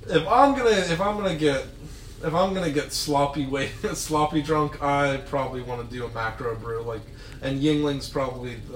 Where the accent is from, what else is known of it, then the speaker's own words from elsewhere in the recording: Ireland; I'm Irish